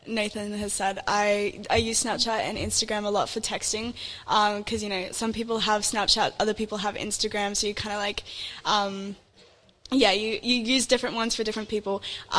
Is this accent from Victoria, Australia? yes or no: no; Mwulumba, New South Wales, Australia; I'm from Mwulumba.